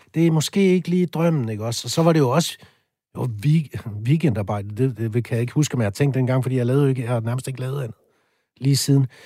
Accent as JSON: {"language": "Danish", "area": "a small town outside Aalborg", "region": "North Denmark Region", "country": "Denmark", "said": "der hvor jeg kommer fra, det er jo en lille by lidt uden for Aalborg, så flyttede jeg til Aalborg senere"}